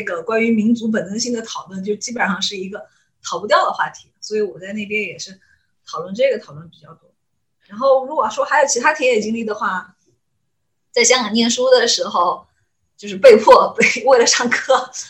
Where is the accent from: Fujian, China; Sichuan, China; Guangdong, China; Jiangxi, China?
Sichuan, China; Mianyang; 因为我是绵阳人嘛